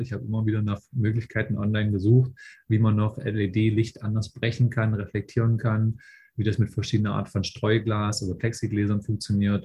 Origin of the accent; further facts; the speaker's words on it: Raguhn, Saxony-Anhalt, Germany; moved away as an adult; now in Berlin, Germany; ich bin aus Berlin, äh, komme ursprünglich ähm, aus einem kleinen Ort namens Ragun in Sachsen-Anhalt, bin damals eigentlich fürs Studium hergezogen.